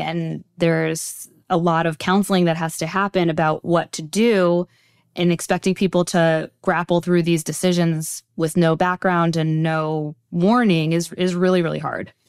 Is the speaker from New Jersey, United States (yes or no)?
yes; Teaneck, New Jersey, United States; I grew up in Teaneck, New Jersey, just a stone's throw over the George Washington Bridge from here.